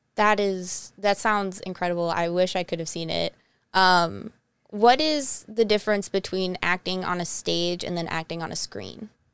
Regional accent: Twinsburg, Ohio, United States; I am from Twinsburg, so I'm, like, half hour outside of Cleveland

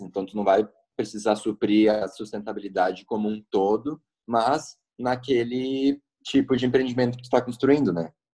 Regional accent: Roque Gonzales, Rio Grande do Sul, Brazil; moved away as an adult; now in Porto Alegre, Brazil; Eu sou nascido em Roque Gonzales, uma cidadezinha no interior do Rio Grande do Sul, e sou atual residente de Porto Alegre já tem em torno de uns sete anos

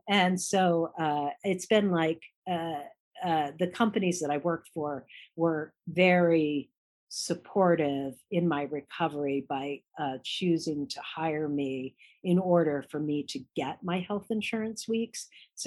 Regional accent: Washington, D.C. area, United States; So, you know, growing up outside of the Washington, D.C. area, you know, you have an amazing range of restaurants that you can go to.

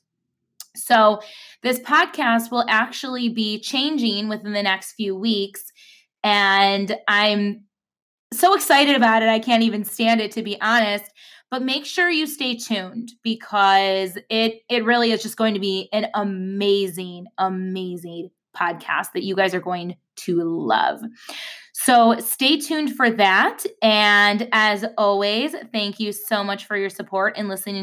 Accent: Buffalo, New York, United States; my hometown, Buffalo

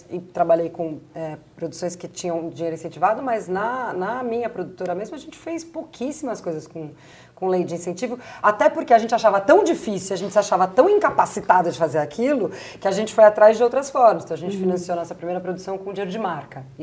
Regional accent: Brazil; porque só nós somos brasileiros

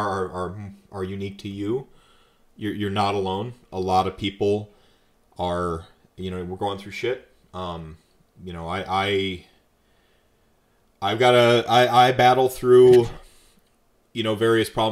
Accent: North Carolina, United States; moved away; I was raised in North Carolina for a while

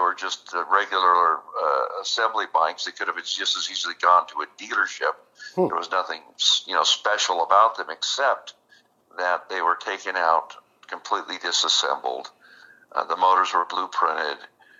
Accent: Las Vegas, Nevada, United States; Well, you know, I grew up in Vegas, born and raised there, and we lived out in the country. We lived on a dairy farm, actually.

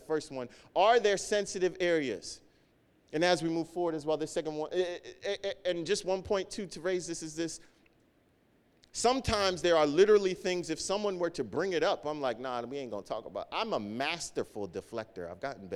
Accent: Nigeria; growing up in church and being African, being Nigerian, or just being in my family

